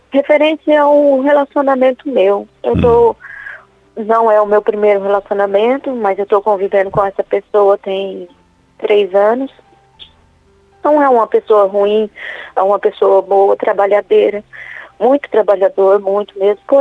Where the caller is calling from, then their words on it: Dourados, Mato Grosso do Sul, Brazil; Eu falo de Dourados, padre.